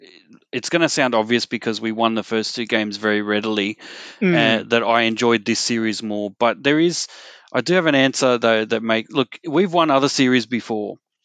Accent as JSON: {"language": "English", "region": "Queensland", "country": "Australia", "said": "And look, overall, as a Queenslander, you might think that hasn't been very entertaining for me if I'm a Queenslander"}